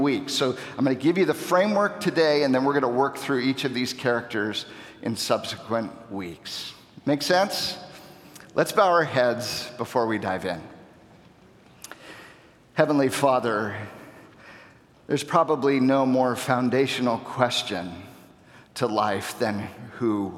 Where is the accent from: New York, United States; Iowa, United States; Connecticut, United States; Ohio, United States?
Ohio, United States; also born or lived in Wisconsin; now in Chicago, United States; I grew up in Ohio